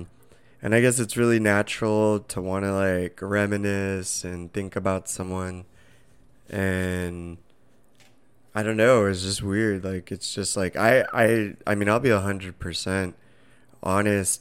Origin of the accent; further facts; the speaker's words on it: Southern California, United States; moved away; we're originally from Southern California